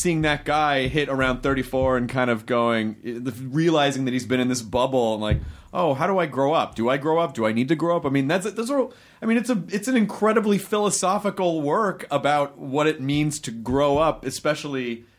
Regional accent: Memphis, Tennessee, United States; also born or lived in various places; Well, I grew up in a lot of places, but primarily Memphis, Tennessee. But my family moved a lot.

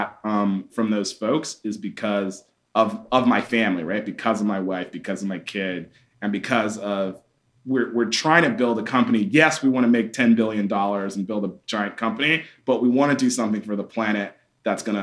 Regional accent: Atlanta, Georgia, United States; growing up in Atlanta

